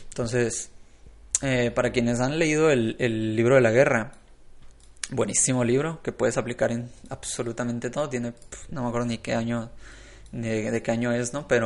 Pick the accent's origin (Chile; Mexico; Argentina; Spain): Mexico; Hermosillo, Sonora; bueno, yo soy de Hermosillo, Sonora, ¿no? Pero no, es que allá en, Guadalajara juegan, juegan como locos porque es mucha gente que tiene mucho dinero